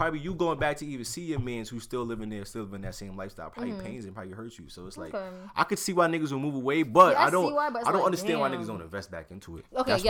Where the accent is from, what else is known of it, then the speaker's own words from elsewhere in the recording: New York City, New York, United States; now in Queens, United States; Originally from Brooklyn, living in Queens.